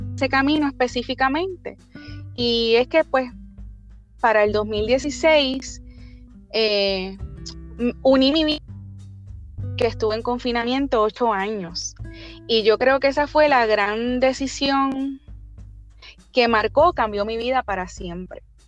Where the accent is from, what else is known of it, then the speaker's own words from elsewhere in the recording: Barceloneta, Puerto Rico; soy del norte de Puerto Rico, de Barceloneta